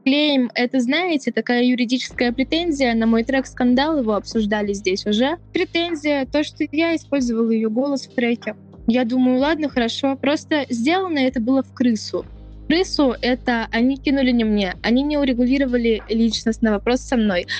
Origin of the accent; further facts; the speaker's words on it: Siberia, Russia; Я родом из Сибири